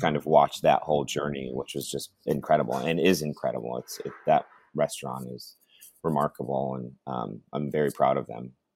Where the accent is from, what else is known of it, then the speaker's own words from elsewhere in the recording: Watkins Glen, New York, United States; moved away as an adult; also born or lived in Ithaca, New York; now in Santa Barbara, United States; growing up in Watkins, and then um, you know, I went to uh, after I after I graduated high school, I moved to Ithaca